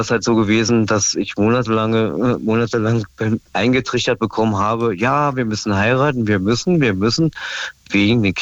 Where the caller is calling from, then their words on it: Stendal, Saxony-Anhalt, Germany; Ja, ja, klar, aus Stendal, ja.